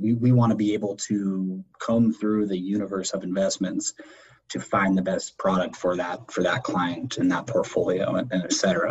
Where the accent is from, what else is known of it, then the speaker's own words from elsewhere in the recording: Erie, Pennsylvania, United States; I was born and raised in, in Erie